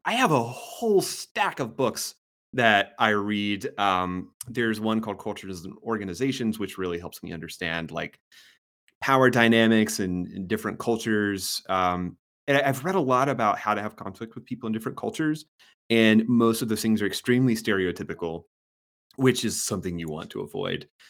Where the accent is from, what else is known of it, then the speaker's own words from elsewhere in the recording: the South, United States; I grew up in the South